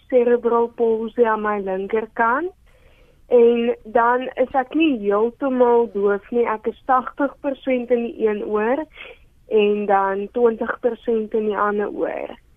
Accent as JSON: {"language": "Afrikaans", "town": "Johannesburg", "region": "Gauteng", "country": "South Africa", "tie": "born or raised there", "said": "Ek is gebore in Johannesburg"}